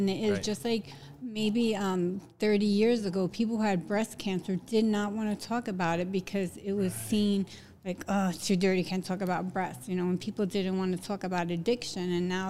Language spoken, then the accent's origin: English; Jersey City, New Jersey, United States; also born or lived in Hoboken, New Jersey; I'm from downtown Jersey City, New Jersey. I moved to Hoboken in 1996.